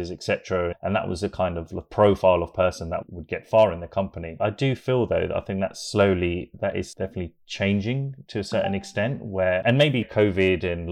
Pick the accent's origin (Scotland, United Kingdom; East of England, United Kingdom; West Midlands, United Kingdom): East of England, United Kingdom; Hertfordshire; born in the UK, just outside of London, a little place in Hertfordshire